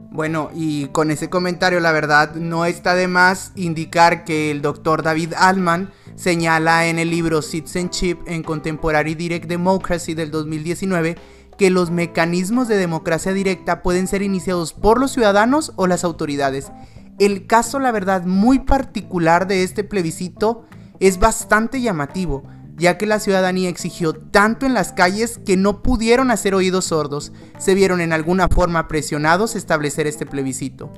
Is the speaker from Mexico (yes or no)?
yes; Mexico; como mexicano